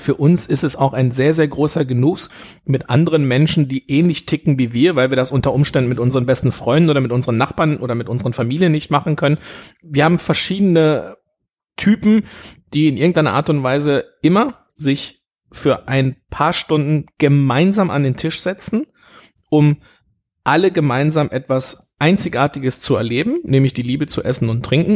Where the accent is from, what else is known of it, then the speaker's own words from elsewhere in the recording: Sauerland, North Rhine-Westphalia, Germany; Ich bin gebürtiger Sauerländer. Ja, also ich bin im Sauerland geboren